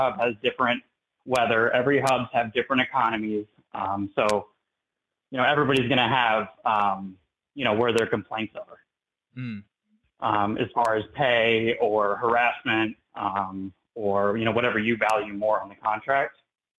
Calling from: Tampa, Florida, United States; I'm from Local 79. That's out of Tampa, specifically Sarasota County.

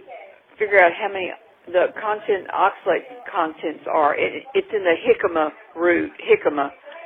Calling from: Houston, Texas, United States; Yes, I'm calling from Houston, Texas area.

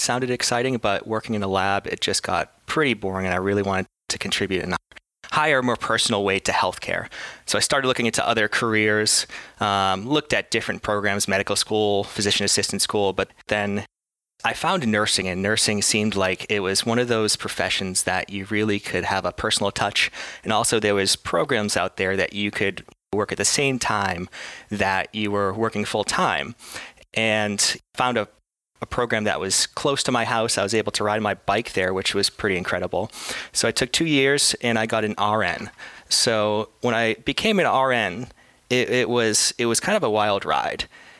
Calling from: Boston, Massachusetts, United States; Today I'm coming from Boston, Massachusetts in the US.

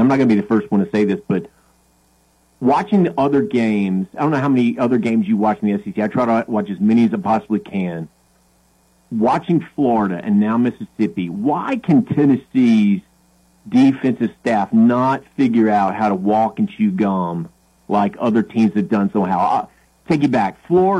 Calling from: London, United Kingdom; Yeah, this is …. I'm actually calling from London.

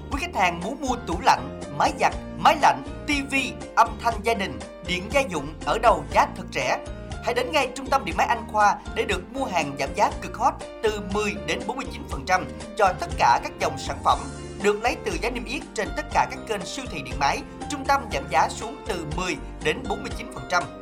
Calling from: Sa Đéc, Đồng Tháp, Vietnam; đến từ Sa Đéc, Đồng Tháp

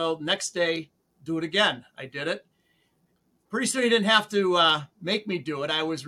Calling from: Sterling, Massachusetts, United States; My home in Sterling, Massachusetts, about center of the state.

